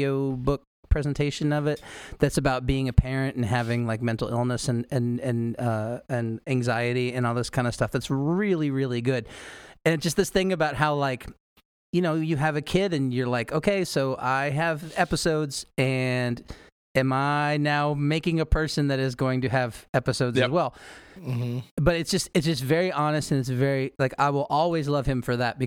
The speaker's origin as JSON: {"language": "English", "region": "Missouri", "country": "United States", "tie": "born or raised there", "also_born_or_lived": "Kansas City", "moved": "yes", "lives_now": "Lawrence, United States", "said": "I grew up in Missouri, and I live in Kansas."}